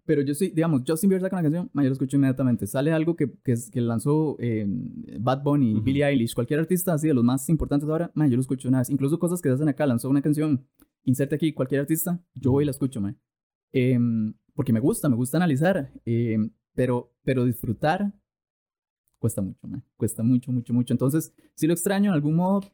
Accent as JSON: {"language": "Spanish", "country": "Costa Rica", "said": "yo soy tico"}